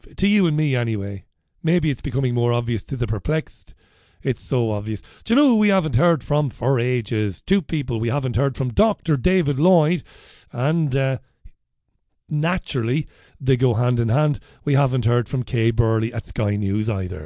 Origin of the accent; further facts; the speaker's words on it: Ireland; now in United Kingdom; I'm an Irishman living in this country. I'm a migrant.